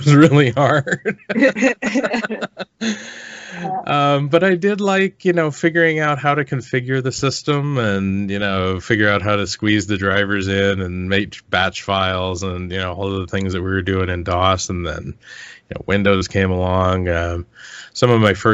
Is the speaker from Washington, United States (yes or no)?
yes; Olympic Peninsula, Washington, United States; I grew up in the Seattle area, kind of the suburbs, or more the rural, the what's called the Olympic Peninsula of Washington State